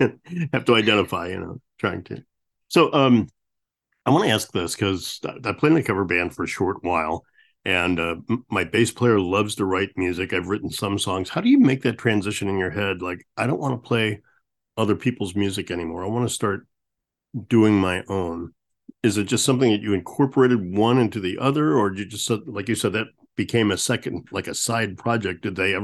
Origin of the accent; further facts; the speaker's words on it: St. Louis, Missouri, United States; Growing up in St. Louis